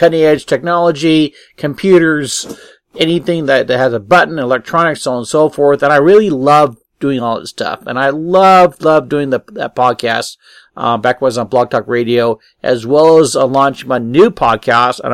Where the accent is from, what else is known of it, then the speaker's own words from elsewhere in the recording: Apple Valley, United States; I'm a hometown boy, born and raised in Apple Valley, and went to school